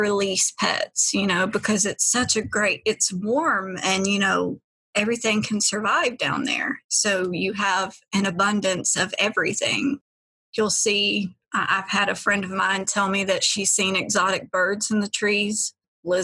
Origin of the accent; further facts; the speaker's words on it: Asheville, North Carolina, United States; I am from Asheville, North Carolina, and I was born and raised here, been here my whole life